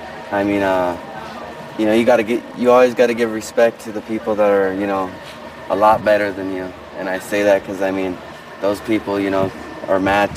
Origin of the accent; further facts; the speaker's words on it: Denver, Colorado, United States; I'm from Denver, Colorado.